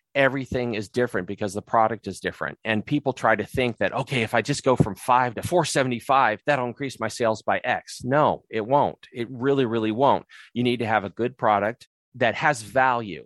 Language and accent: English; San Diego, California, United States; moved away as an adult; now in Murray, United States; We're from San Diego.